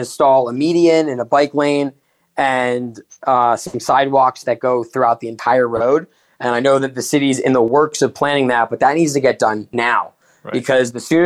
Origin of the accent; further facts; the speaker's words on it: Parkland, Florida, United States; I was born and raised right here in Parkland, Florida